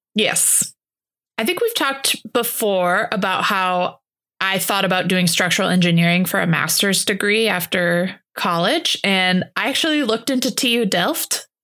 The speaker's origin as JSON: {"language": "English", "town": "Holland", "region": "Michigan", "country": "United States", "tie": "born or raised there", "said": "I grew up in Holland, Michigan"}